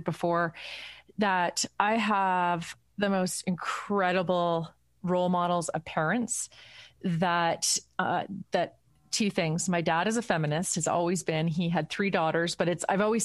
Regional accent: Burlington, Ontario, Canada; I grew up in Burlington

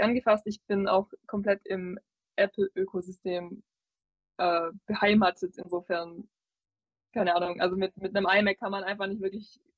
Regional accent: Swabia, Baden-Württemberg, Germany; accent: Swabian

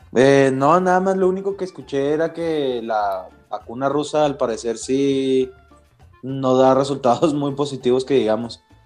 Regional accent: Mexico; uno como mexicano

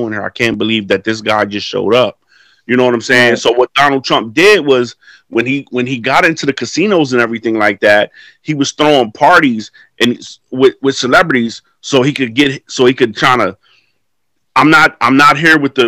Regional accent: New York City, New York, United States; I grew up in New York City around that time

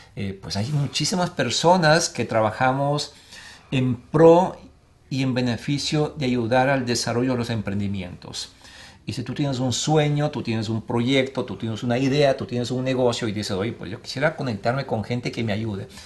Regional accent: Ecuador; now in Arizona, United States; en mi país Ecuador

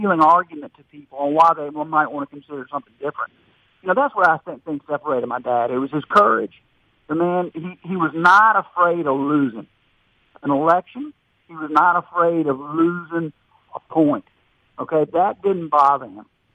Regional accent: Louisiana, United States; I am from Louisiana, and I'm a Louisianian, and I love our state

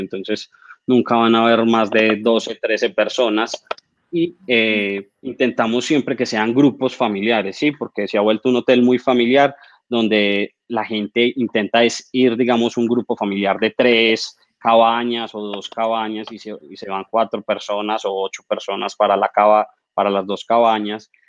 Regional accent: Manizales, Caldas, Colombia; soy arquitecto, eh, soy de Manizales.

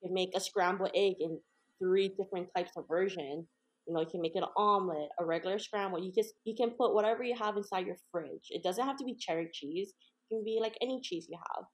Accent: Hawaii, United States; moved away; I'm actually from Hawaii originally

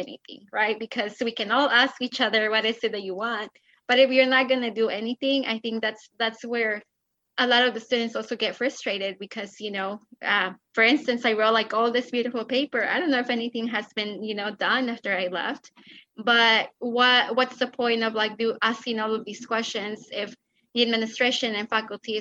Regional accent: Mexico; moved away; I'm an immigrant from Mexico

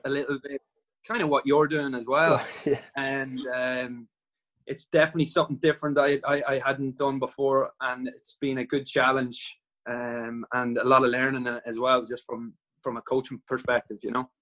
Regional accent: Dundalk, Leinster, Ireland; also born or lived in Wales; my hometown in Dundalk

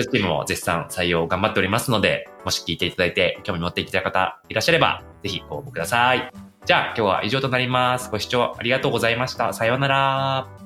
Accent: Kyoto, Japan; 京都出身だからね

